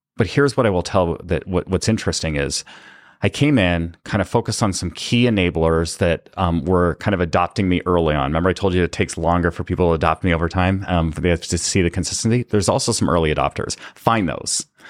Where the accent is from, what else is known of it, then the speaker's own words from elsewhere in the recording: Canada; I was born and raised in Canada